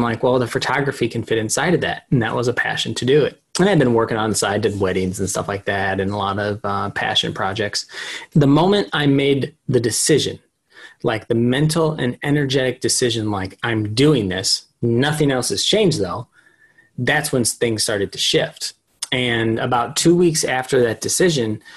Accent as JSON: {"language": "English", "town": "St. Louis", "region": "Missouri", "country": "United States", "moved": "as an adult", "lives_now": "Austin, United States", "said": "I'm originally actually from St. Louis, but I moved to Austin, Texas in 2012"}